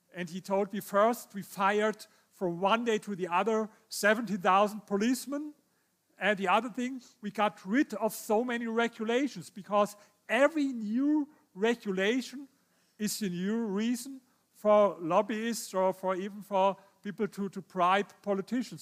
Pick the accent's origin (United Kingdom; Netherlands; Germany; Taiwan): Germany; I come from Germany.